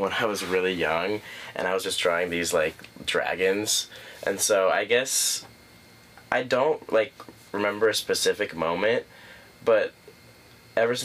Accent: Lincoln, Nebraska, United States; I'm from Lincoln, Nebraska.

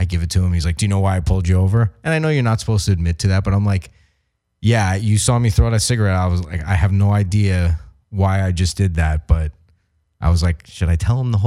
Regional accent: New York, United States; I'm from New York

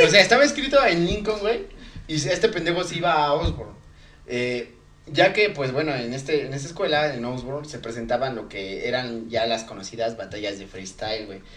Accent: Ecatepec, State of Mexico, Mexico; somos de Catepec

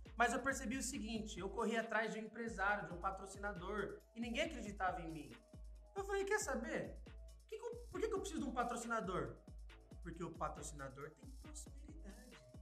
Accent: Sarandi, Paraná, Brazil; also born or lived in Maringá; Nasci em Maringá, que é uma cidade um pouquinho melhorzinha, né? Uhum. Mas morei a vida inteira em Sarandi.

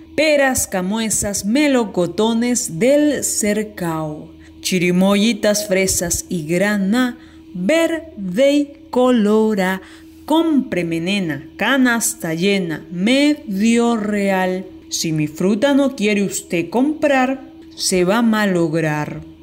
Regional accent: Lima, Peru; soy de Lima, Perú

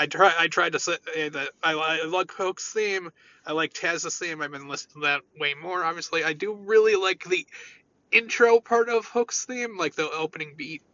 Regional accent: United States; I thought being an American was something to be proud

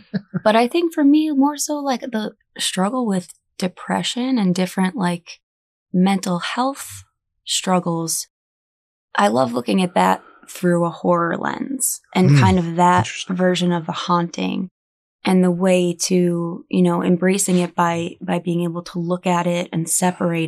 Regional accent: Northeastern Pennsylvania, United States; moved away; I grew up in Northeastern Pennsylvania.

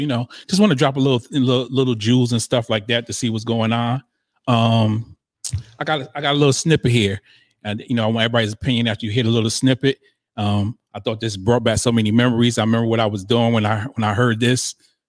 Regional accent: Northeast, United States; we're from the East. I mean, up North

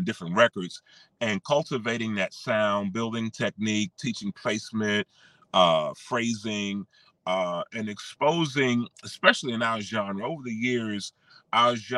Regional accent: Washington, District of Columbia, United States; moved away as an adult; now in Charlotte, United States; Born and raised in Washington, D.C. We call it affectionately the DMV.

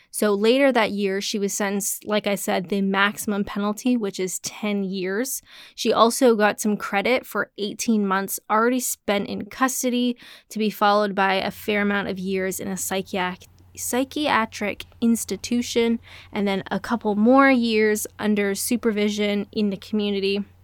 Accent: Canada; I'm Canadian

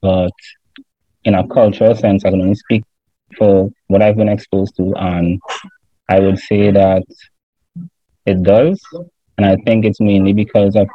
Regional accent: Trinidad & Tobago; I'm from Trinidad and Tobago.

